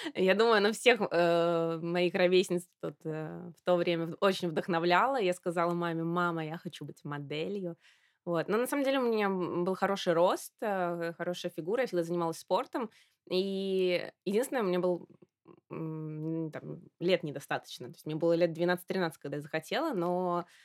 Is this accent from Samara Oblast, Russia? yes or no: yes; Samara, Samara Oblast, Russia; moved away as an adult; also born or lived in Moscow / Milan; я из Самары